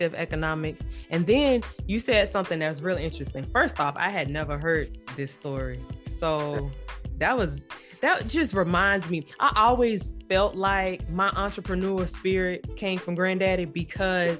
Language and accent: English; Wimauma, Florida, United States; We both were born and raised in Waimama. Okay, Waimama is south of about 30, 45 minutes south of Tampa